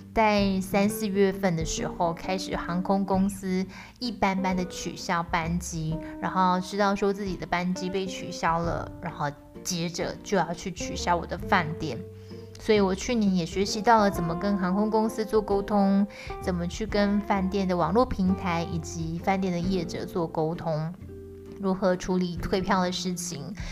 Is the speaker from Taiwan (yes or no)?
yes; Tainan, Taiwan; also born or lived in Kaohsiung; 我就是不想要离开台南我可爱的小窝